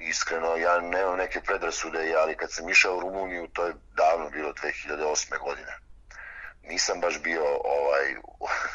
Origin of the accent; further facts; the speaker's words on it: Bačka Topola, Vojvodina, Serbia; moved away as an adult; also born or lived in Novi Sad / Belgrade; now in Debrecen, Hungary; ja sam iz, iz Bačke Topole rodom, kasnije sam se preselio, sa suprugom smo se odselili u Beograd, ali u Novom Sadu sam završio fakultet za sport